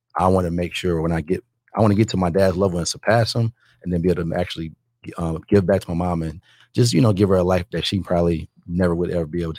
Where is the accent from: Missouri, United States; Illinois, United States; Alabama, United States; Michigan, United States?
Michigan, United States; Detroit; moved away as an adult; now in Florida, United States; I've actually been in real estate for the past 12 years. I'm a guy from Detroit, grew up pretty much middle class, just moved to Florida when I was 19.